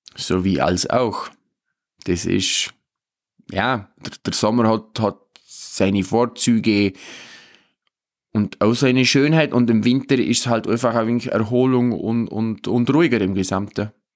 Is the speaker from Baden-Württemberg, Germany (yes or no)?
no; Obermaiselstein, Bavaria, Germany; bei uns in Obermeiselstein, wir haben da vor der Haustüre den Hirschsprung.